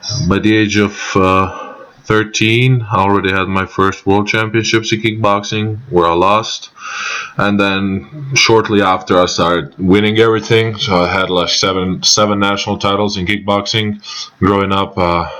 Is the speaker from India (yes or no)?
no; Croatia; As every kid in my hometown, I started with a basketball